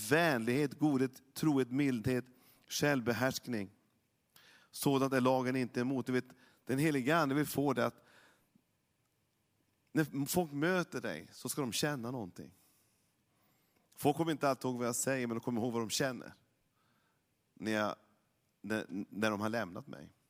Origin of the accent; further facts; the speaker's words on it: Norrland, Sweden; Jag är ju norrlänning, jag, jag har ju en, jag har mina gener från min pappa väldigt mycket.